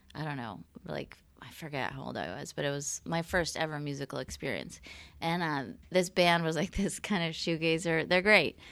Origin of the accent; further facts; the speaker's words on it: California, United States; now in Portland, United States; I'm from California